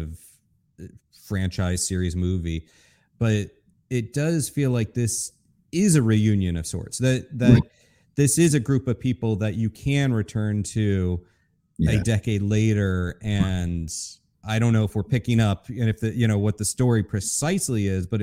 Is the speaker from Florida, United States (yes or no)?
yes; Florida, United States; moved away as an adult; also born or lived in Brooklyn, New York; now in New York, United States; I'm originally from Florida, but I've lived most of my adult life in Brooklyn, in New York